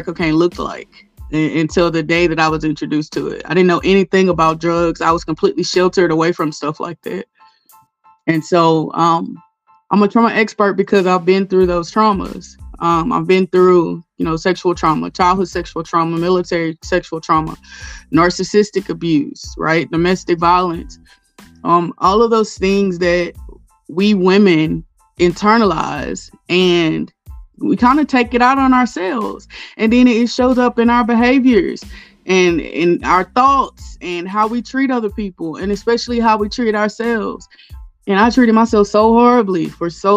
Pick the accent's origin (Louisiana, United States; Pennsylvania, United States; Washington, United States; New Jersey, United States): Louisiana, United States; Castor; also born or lived in Guam; I'm from Castor, Louisiana, which is North Louisiana